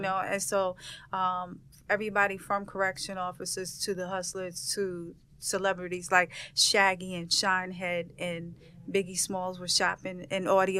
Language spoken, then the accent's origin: English; New York City, New York, United States; I'm from Brooklyn.